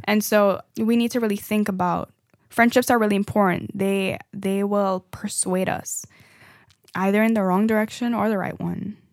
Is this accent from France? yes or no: no; Trinidad & Tobago; now in United States; I am from Trinidad, for, you know, a fun fact again. Um, and that's why sometimes y'all hear the accent coming out a little bit here and there.